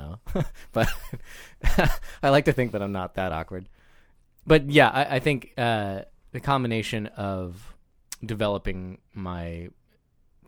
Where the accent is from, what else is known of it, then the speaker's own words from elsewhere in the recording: Joplin, Missouri, United States; I grew up in southwest Missouri in Joplin, a fairly small city